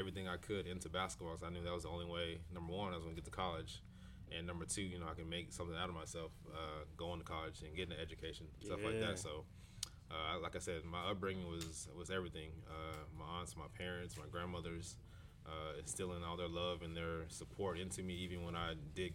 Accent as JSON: {"language": "English", "town": "Las Vegas", "region": "Nevada", "country": "United States", "tie": "born or raised there", "said": "I'm from Vegas and born and raised"}